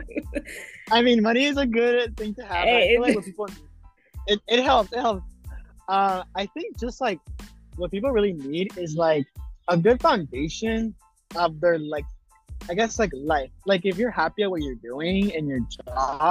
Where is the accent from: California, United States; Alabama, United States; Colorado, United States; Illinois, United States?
Alabama, United States; moved away; I'm from Alabama